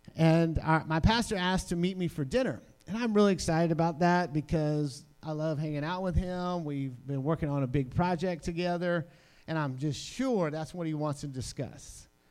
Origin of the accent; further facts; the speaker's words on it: New Orleans, Louisiana, United States; I'm from New Orleans